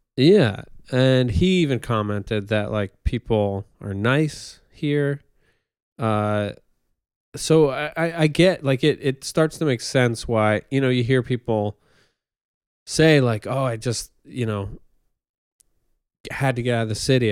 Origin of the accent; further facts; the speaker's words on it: near Newburgh, upstate New York, United States; moved away; my hometown's more rural